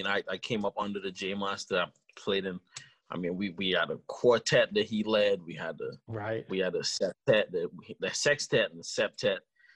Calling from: Okemos, Michigan, United States; I'm calling in from Okemos, Michigan.

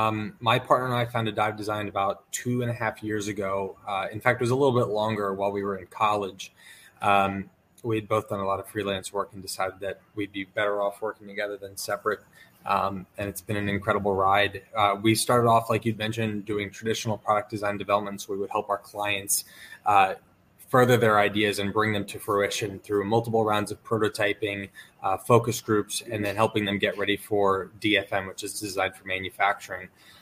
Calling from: New Jersey, United States; We're based out of Northern New Jersey

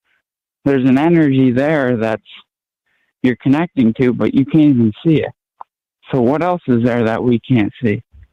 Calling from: Maine, United States; Hey, how's it going? I'm from Maine.

